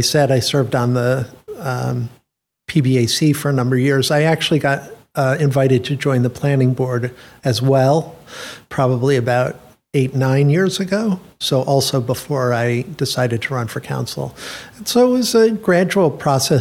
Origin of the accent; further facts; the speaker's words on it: Rochester, New York, United States; also born or lived in Washington, D.C. / London; now in Princeton, United States; I grew up all through my school years, my primary and secondary school years in Rochester